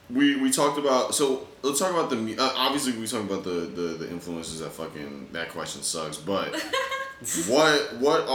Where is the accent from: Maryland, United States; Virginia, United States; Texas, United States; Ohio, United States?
Virginia, United States; near the North Carolina border, Southern; now in New York, United States; I'm 5 minutes away from the North Carolina border in, like, in Virginia